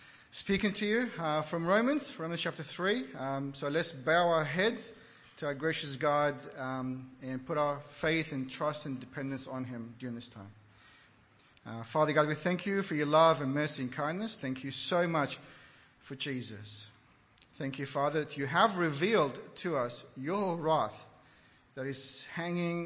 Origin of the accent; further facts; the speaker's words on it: Iraq; moved away; Growing up in Iraq